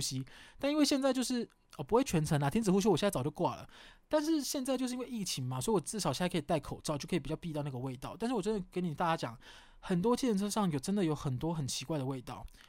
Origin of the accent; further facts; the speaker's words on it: southern Taiwan, Taiwan; 因为我是南部人啊